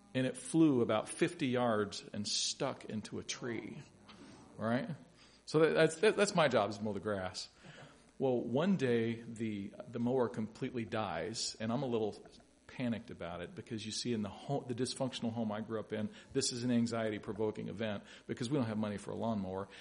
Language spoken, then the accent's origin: English; Louisville, Kentucky, United States; I grew up in Louisville, Kentucky.